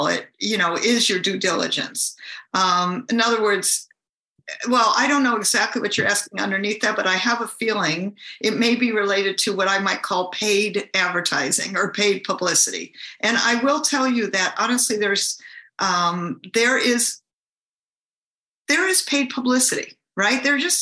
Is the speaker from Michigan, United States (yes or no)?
yes; Michigan, United States; now in California, United States; I actually live in California, but I'm from Michigan.